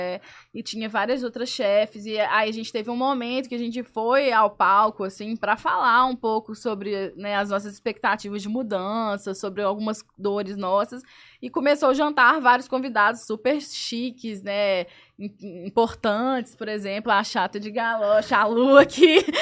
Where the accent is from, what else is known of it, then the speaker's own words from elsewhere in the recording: Belo Horizonte, Minas Gerais, Brazil; sou de BH, sou chefe de cozinha, tenho dois restaurantes lá